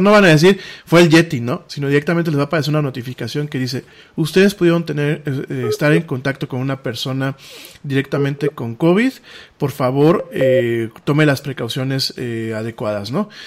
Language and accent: Spanish; Mexico; solamente somos aquí los mexicanos